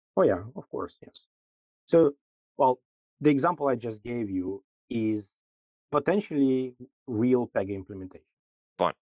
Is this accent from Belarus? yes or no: yes; Minsk, Belarus; moved away as an adult; also born or lived in Amsterdam, Netherlands; I'm originally from Minsk, Belarus, but pretty early in my career, I moved to Amsterdam, to the Netherlands